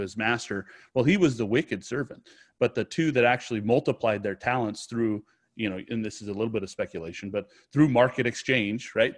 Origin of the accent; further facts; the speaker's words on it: United States; I'm an American. This is where I'm from